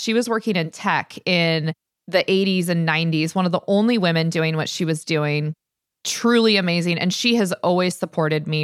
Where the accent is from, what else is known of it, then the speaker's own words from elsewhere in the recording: Stanwood, Washington, United States; growing up when Stanwood was magical, I love the fact that I grew up without cable or internet